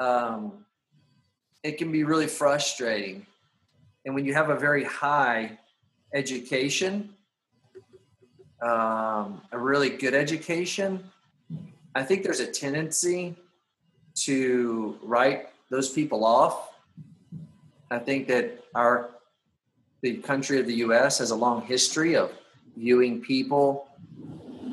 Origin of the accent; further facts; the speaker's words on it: United States; moved away as an adult; now in Honduras; But I'll never not be an American.